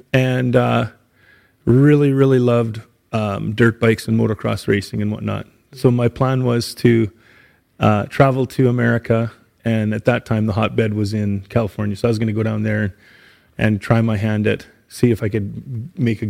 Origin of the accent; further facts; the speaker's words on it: Saskatchewan, Canada; moved away as an adult; now in Edmonton, Canada; I grew up in Saskatchewan.